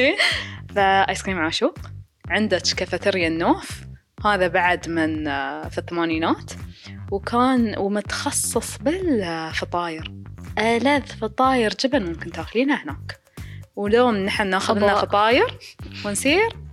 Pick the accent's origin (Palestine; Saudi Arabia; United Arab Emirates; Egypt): United Arab Emirates; عندنا في راس الخيمة